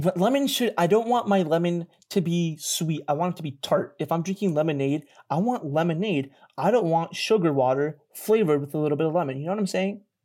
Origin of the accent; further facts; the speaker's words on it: Flemington, New Jersey, United States; moved away; I grew up in Jersey.